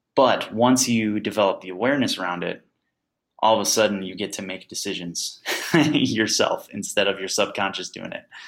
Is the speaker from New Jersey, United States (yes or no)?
no; Crete, Illinois, United States; I grew up in Crete, Illinois